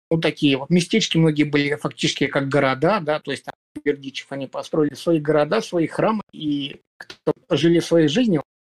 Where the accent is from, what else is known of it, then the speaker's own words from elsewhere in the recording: Belarus; Потом уже, насколько я знаю, ехали из Украины, э, я из Беларуси.